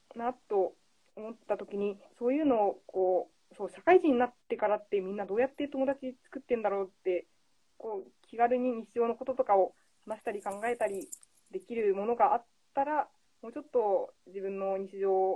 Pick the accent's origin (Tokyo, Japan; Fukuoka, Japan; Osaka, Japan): Fukuoka, Japan; moved away; 出身が福岡です